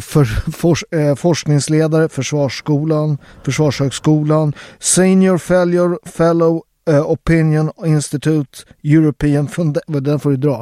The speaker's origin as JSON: {"language": "Swedish", "town": "Upplands Väsby", "region": "Stockholm County", "country": "Sweden", "tie": "born or raised there", "said": "jag är uppväxt i Upplands Väsby"}